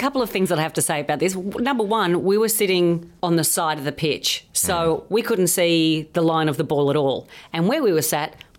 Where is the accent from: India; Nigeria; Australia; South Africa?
Australia; moved away as an adult; now in United Kingdom; So I'm still an Australian at heart, but I've lived here long enough to apologise for our success.